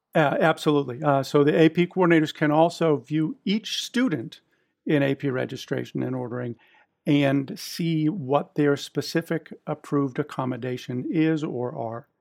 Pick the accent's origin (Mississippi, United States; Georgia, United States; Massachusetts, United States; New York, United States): Massachusetts, United States; just outside of Boston; I was born and raised just outside of Boston